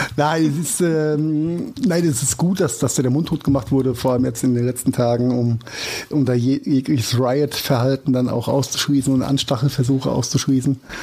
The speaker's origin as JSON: {"language": "German", "country": "Germany", "said": "bei uns in Deutschland"}